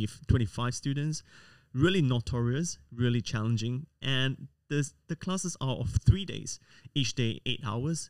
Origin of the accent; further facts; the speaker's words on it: Singapore; moved away as an adult; now in Sydney, Australia; I was born and raised in Singapore